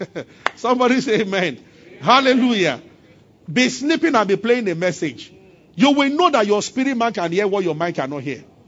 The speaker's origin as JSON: {"language": "English", "town": "Abuja", "region": "Federal Capital Territory", "country": "Nigeria", "tie": "born or raised there", "said": "when I was growing up, I grew up in Abuja."}